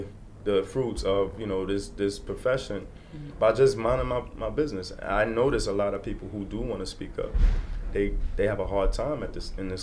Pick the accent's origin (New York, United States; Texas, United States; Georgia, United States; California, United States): New York, United States; New York City; growing up in Brooklyn